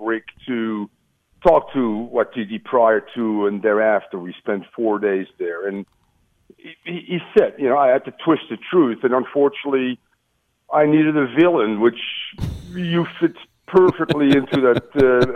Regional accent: Amsterdam, North Holland, Netherlands; I'm from Amsterdam. I'm an Ajax guy

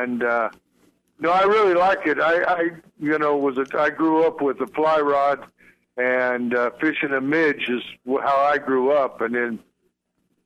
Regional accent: Montana, United States; I'm from Montana.

